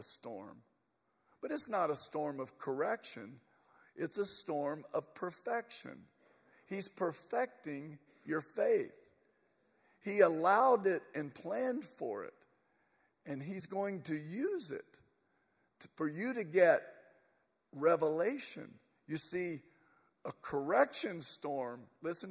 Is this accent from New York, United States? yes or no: no; Atlanta, Georgia, United States; We are from Atlanta.